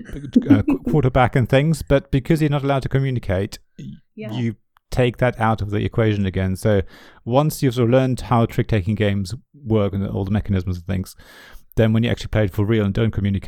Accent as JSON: {"language": "English", "country": "Germany", "tie": "born or raised there", "first_language": "German", "second_language": "English", "moved": "yes", "said": "I grew up in Germany"}